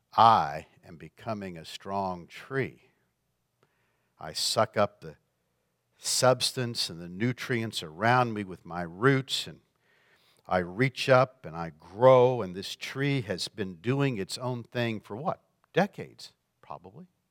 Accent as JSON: {"language": "English", "region": "Florida", "country": "United States", "tie": "born or raised there", "moved": "yes", "lives_now": "Michigan, United States", "said": "I grew up in Florida"}